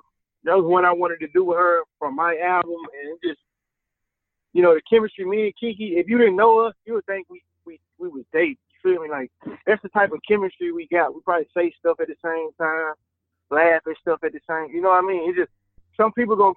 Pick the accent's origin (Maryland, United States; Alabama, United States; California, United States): Alabama, United States; now in Atlanta, United States; I'm from the country, man. I'm from Alabama.